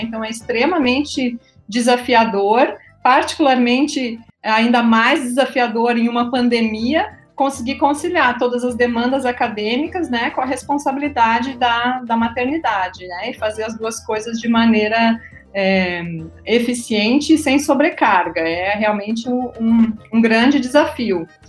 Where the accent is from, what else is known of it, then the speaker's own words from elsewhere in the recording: Rio Grande do Sul, Brazil; accent: gaúcho; moved away as an adult; also born or lived in Florianópolis; now in Rio Grande do Norte, Brazil; eu sou gaúcha, me formei em ciências biológicas e licenciatura e bacharelado na Universidade Federal do Rio Grande do Sul